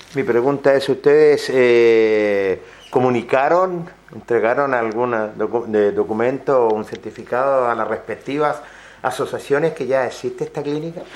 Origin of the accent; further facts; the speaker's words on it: Linares, Maule, Chile; Yo soy linarense, yo lo único que nací en Linares